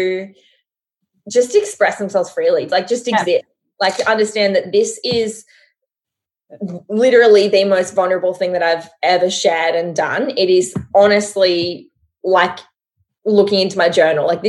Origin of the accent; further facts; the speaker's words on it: Australia; I'm Australian